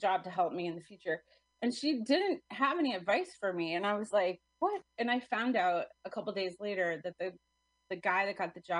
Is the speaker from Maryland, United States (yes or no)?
no; New Hampshire, United States; moved away as an adult; also born or lived in New York City; I grew up in New Hampshire.